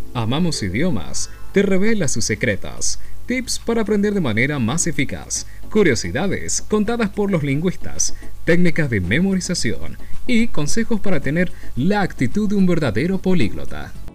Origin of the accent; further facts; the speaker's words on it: Warsaw, Masovian Voivodeship, Poland; first language Polish; Spanish is a second language; yo soy de Varsovia